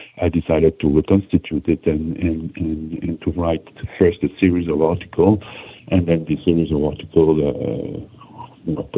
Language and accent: English; Switzerland; I'm from Switzerland